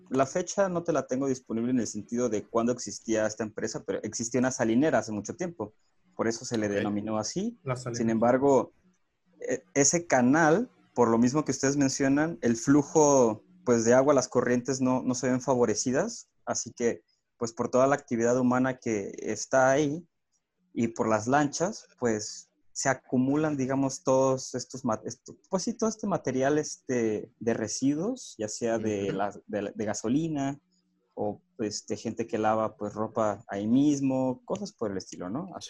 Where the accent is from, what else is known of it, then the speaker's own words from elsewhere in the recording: La Piedad, Michoacán, Mexico; also born or lived in Zihuatanejo; originario de La Piedad, Michoacán. Sin embargo, eh, muchas personas me conocen en realidad este, como alguien costeño, alguien de costa, ¿no?